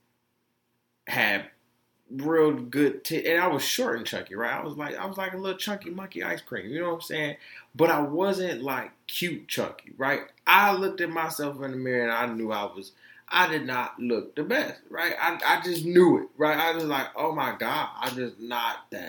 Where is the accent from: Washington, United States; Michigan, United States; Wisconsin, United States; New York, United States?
Michigan, United States; Detroit; also born or lived in Florida; I was born in Florida, raised in Detroit